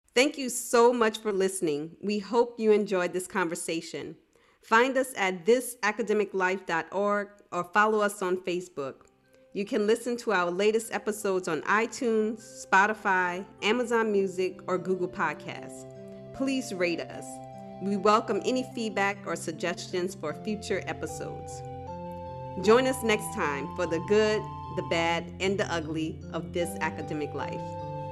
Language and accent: English; New Orleans, Louisiana, United States; I'm from New Orleans, Louisiana